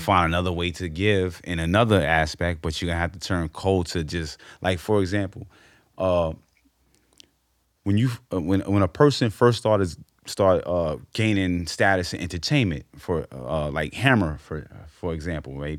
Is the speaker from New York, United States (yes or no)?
yes; New York City, New York, United States; I grew up on Amsterdam on a one-oh-one line